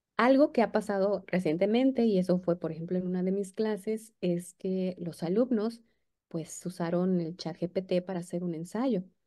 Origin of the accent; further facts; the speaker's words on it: Mexico; nosotros como mexicanos queremos escribir en inglés como escribimos en español